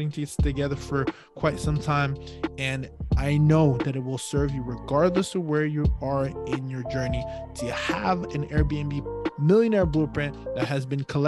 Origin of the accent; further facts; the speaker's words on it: Ottawa, Ontario, Canada; moved away; also born or lived in Hamilton / Toronto; Cause I did say that before that, like my brother went to UBC, and that's because we actually grew up in Ottawa. Well, Hamilton, Toronto, Ottawa. Then I left Ottawa, went to Boston.